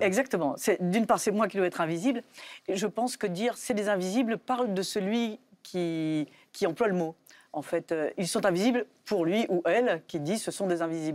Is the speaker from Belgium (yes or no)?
yes; Belgium; now in France; je suis française, mais j'ai grandi en Belgique